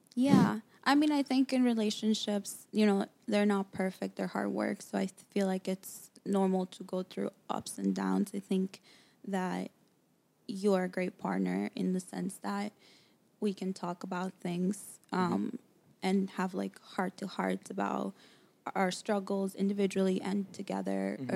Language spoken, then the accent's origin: English; New York City, New York, United States; moved away as an adult; also born or lived in Dominican Republic; now in Los Angeles, United States; I grew up in New York. Mm-hmm. Um, Queens, New York, to Dominican parents